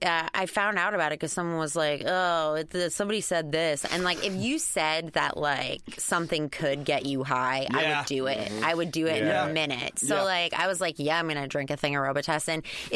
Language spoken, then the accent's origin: English; Flemington, New Jersey, United States; now in Los Angeles, United States; I grew up in New Jersey.